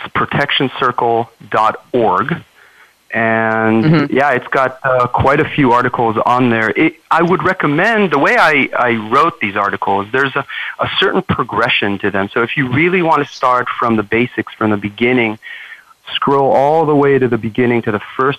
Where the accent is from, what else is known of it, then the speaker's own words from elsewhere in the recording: Israel; first language Hebrew and English; moved away as an adult; now in Oakland, United States; I was born and raised in Israel. My family, my parents and siblings, everybody's pretty much still there. As you can tell, my English is a little bit better than average.